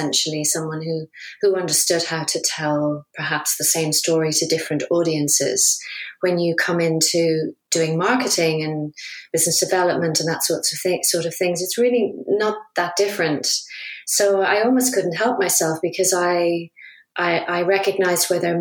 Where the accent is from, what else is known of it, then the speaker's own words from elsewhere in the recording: Dublin, Leinster, Ireland; moved away as an adult; also born or lived in London, United Kingdom; now in Bennington, United Kingdom; I'm originally from Dublin, and I came over to the UK in the late 80s to train as an actor.